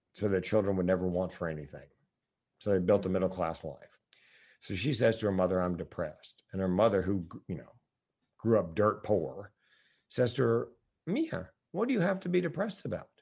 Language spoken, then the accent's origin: English; the South, United States; I'm from the South